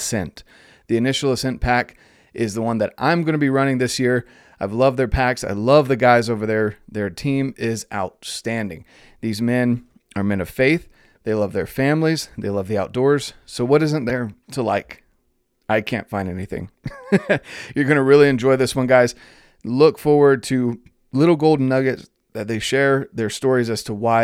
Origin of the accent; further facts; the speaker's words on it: North Carolina, United States; being from North Carolina